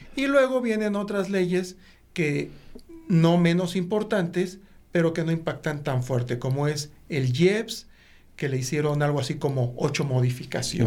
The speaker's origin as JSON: {"language": "Spanish", "country": "Mexico", "said": "todos como mexicanos, por el hecho de ser mexicanos"}